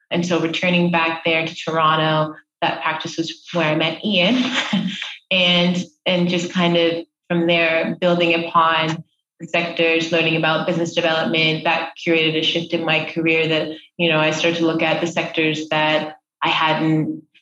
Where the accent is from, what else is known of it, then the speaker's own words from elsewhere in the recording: Doha, Qatar; born there; also born or lived in Middle East; I'm Nigerian, I'm African Canadian, and you know, I, I, grew up throughout the Middle East. I was born in Doha and Qatar.